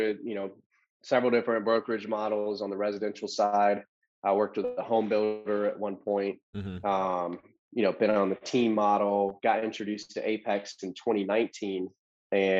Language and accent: English; Loganville, Georgia, United States; also born or lived in Alpharetta, Georgia; I grew up here in Georgia in a small town called Loganville